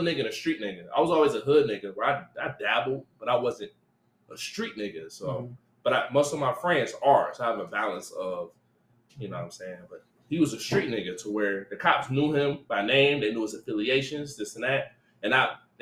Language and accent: English; Detroit, Michigan, United States; also born or lived in San Diego; So I'm from Linwood. So I'm from 6 Mile in Detroit.